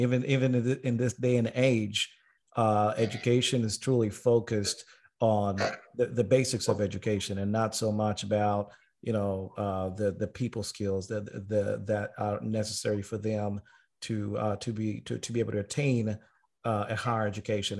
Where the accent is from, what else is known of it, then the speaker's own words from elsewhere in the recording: Tanzania; now in United States; I was born and raised in Tanzania before I moved to America